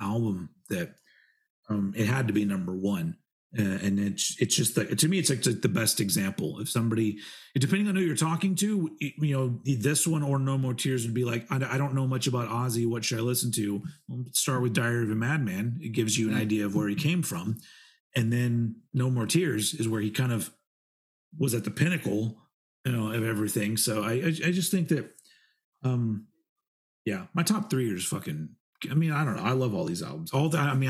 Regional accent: United States; I'm American.

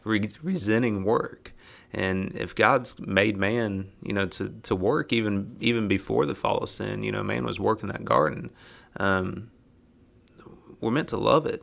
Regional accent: Ohio, United States; moved away as an adult; I was raised in Ohio, but, uh, but, you know, my family's got the hillbilly highway history

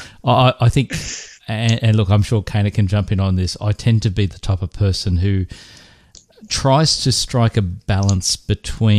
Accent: Australia; being Australian

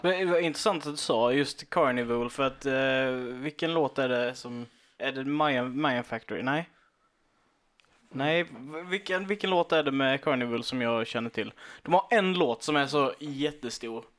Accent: Karlshamn, Blekinge, Sweden; vi kommer från Karlshamn, de flesta av oss

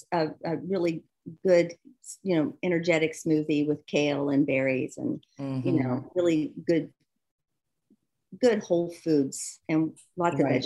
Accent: the South, United States; Because I'm from the South. I'm a country right. girl, you know?

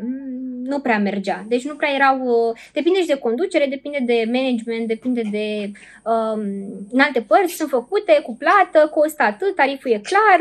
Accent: Suceava, Suceava County, Romania; eu sunt din Suceava

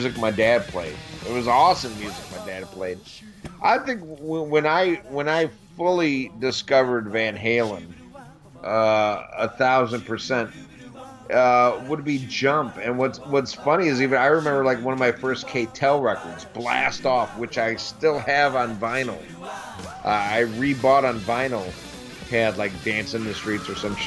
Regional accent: United States; as an American, American

